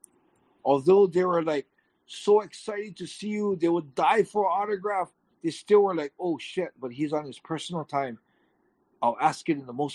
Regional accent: Hawaii, United States; I'm from Hawaii, I'm American

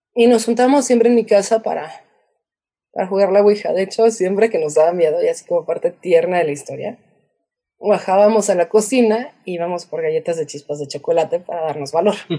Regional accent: Querétaro, Mexico; yo crecí en Querétaro

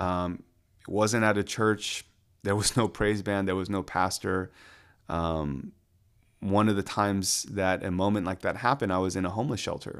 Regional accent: Atlanta, Georgia, United States; also born or lived in Washington, D.C.; born and raised in Atlanta

